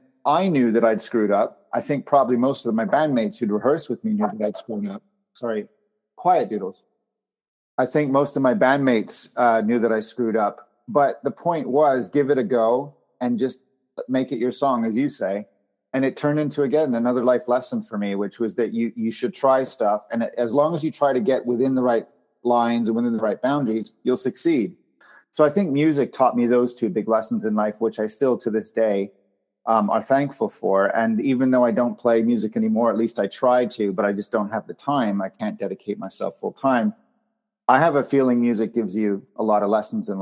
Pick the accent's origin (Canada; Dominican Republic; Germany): Canada; I grew up in Canada, and our school competed at Epcot Center in Florida